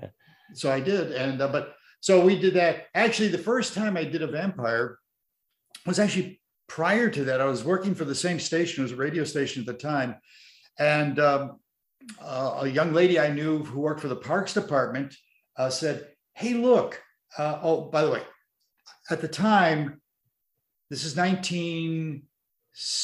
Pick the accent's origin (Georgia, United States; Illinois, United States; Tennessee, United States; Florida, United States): Illinois, United States; Chicago; moved away; I grew up with Marvin in Chicago on WBKB channel 7 when I was a kid